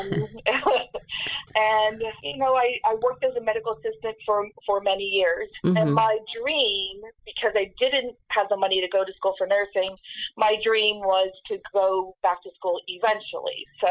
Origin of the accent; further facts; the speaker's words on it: Allentown, Pennsylvania, United States; I was raised in the Lehigh Valley.